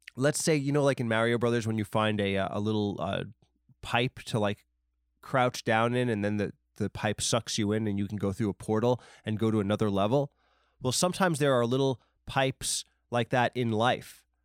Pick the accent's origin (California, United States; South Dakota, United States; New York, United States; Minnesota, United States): New York, United States; Long Island; Steve Buscemi from Boardwalk Empire and a million other movies is from my hometown